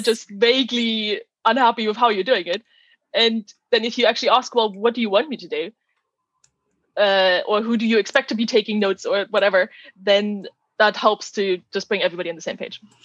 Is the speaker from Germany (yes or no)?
yes; Germany; moved away as an adult; also born or lived in Netherlands / Oxford, United Kingdom; I'm originally from Germany